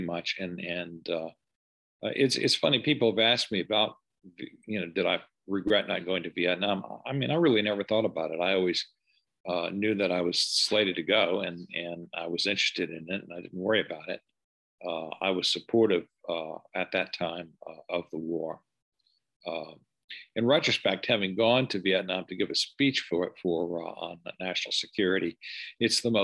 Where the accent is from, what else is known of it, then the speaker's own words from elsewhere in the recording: New Orleans, Louisiana, United States; I'm from New Orleans